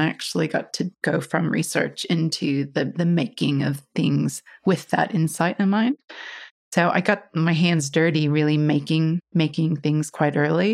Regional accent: Iowa, United States; moved away; I grew up in Iowa, back in the States, right in the middle.

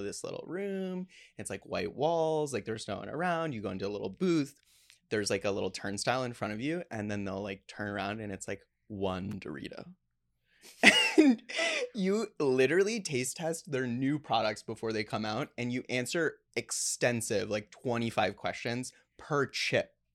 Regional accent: Plano, Texas, United States; I grew up in Plano, Texas, which is the headquarters of Frito Lay

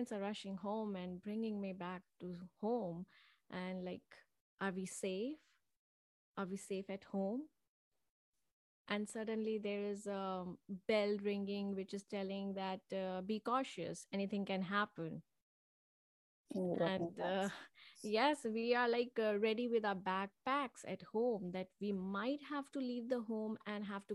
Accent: Manipur, India; I was born in Manipur, and it was a small state in India

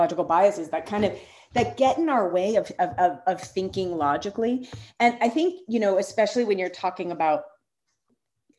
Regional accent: New York, United States; now in Philadelphia, United States; I'm from New York. And when I first moved to Philly

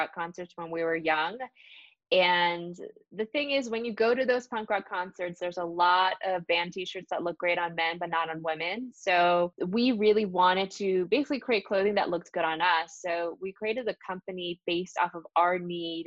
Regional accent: New York City, New York, United States; also born or lived in New Jersey; So I was born in New York City and I grew up between New York and New Jersey based on where my parents were

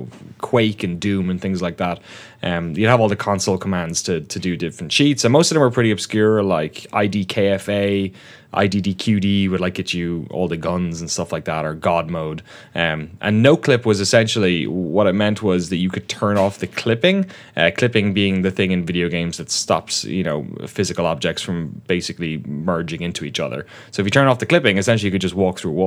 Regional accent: Waterford, Munster, Ireland; moved away as an adult; also born or lived in London, United Kingdom; grew up in the southeast of Ireland, in case the accent. I know it's been dulled a bit, but it's still there.

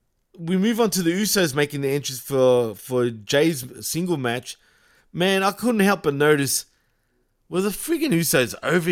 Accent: Melbourne, Victoria, Australia; accent: Australian; yes, I'm Australian. Yes, I've got an Australian accent

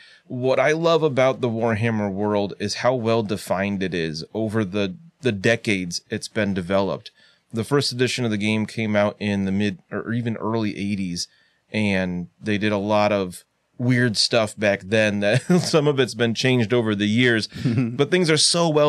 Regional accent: United States; an American like myself.

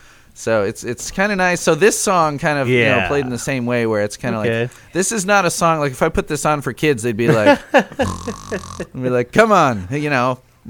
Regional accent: Chicago, Illinois, United States; now in Lafayette, Indiana, United States; I am in Lafayette, Indiana. I grew up in Chicago, though. I'm only a few hours away from Chicago, hour north of Indianapolis. I am. I've lived in Indiana almost as long.

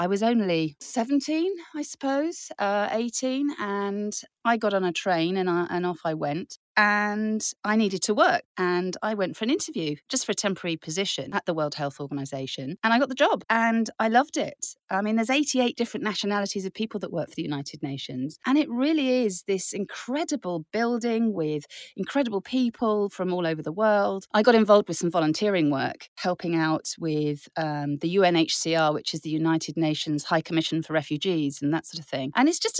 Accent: Germany; now in France; when I grew up in Germany, we used to come to France all the time and we camped.

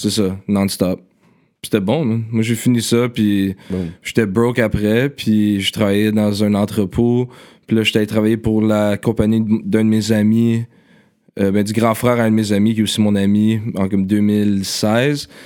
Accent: Ottawa, Ontario, Canada; moved away as an adult; now in Montreal, Canada; je suis né à. L'hôpital de Ottawa. C'est ça, ok. Puis c'est ça, je suis né. Euh, je vivais en Ottawa quand j'étais jeune. Je suis venu à Montréal seulement quand j'avais comme 19

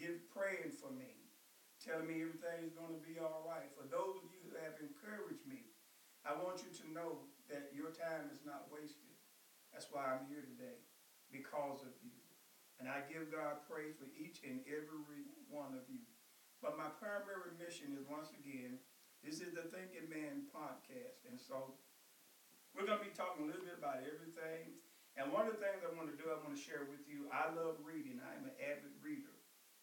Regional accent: Blytheville, Arkansas, United States; I was raised in Blytheville, Arkansas

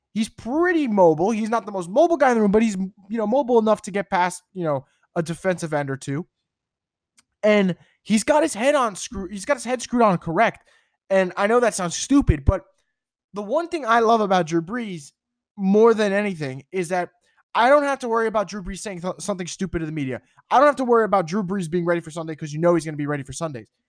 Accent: New York, United States; I'm from New York.

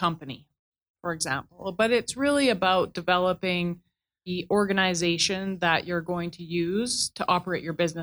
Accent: Gravelbourg, Saskatchewan, Canada; moved away as an adult; also born or lived in Quito, Ecuador; now in Calgary, Canada; I'm originally from Saskatchewan, born and raised there in Gravelburg, Saskatchewan, a small town in the southwest

